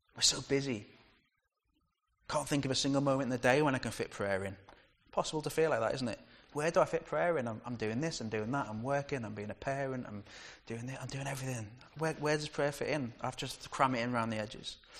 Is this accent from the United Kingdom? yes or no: yes; United Kingdom; We're too British sometimes